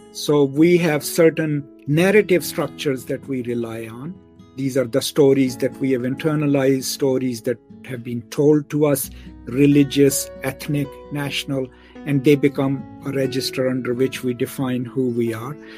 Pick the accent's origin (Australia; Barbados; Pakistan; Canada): Pakistan; now in Dallas, United States; I'm a Pakistani